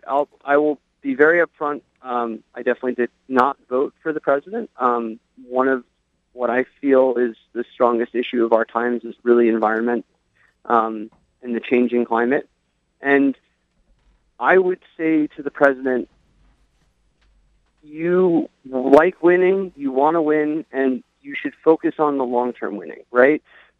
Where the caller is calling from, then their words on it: Long Island, New York, United States; I'm calling from Long Island.